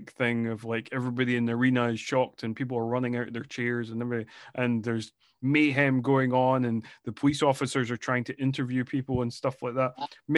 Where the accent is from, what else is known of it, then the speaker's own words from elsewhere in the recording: Scotland, United Kingdom; I'm Scottish.